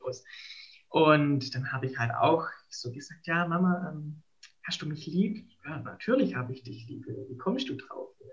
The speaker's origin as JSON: {"language": "German", "region": "Baden-Württemberg", "country": "Germany", "said": "ich komme ja aus Baden-Württemberg, aus also der Diözese Rottenburg-Stuttgart"}